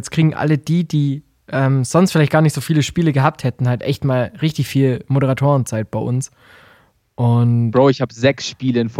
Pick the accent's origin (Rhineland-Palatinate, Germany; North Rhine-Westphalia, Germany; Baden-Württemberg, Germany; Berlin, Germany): Baden-Württemberg, Germany; Heidenheim; habe ich einfach nur hingeschrieben, ich komme aus Heidenheim.